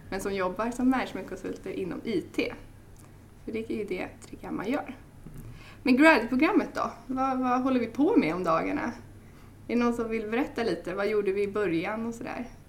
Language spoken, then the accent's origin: Swedish; Stockholm, Stockholm County, Sweden; jag kommer från Stockholm